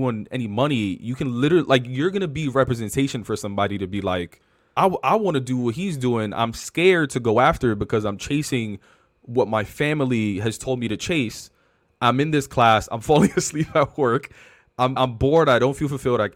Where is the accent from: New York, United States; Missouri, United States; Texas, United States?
New York, United States; New York City; on the Upper West Side